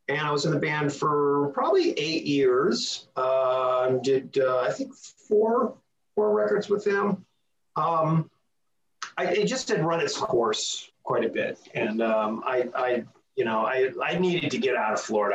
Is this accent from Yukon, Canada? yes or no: no; Toronto, Ontario, Canada; moved away as an adult; I grew up in Toronto, Canada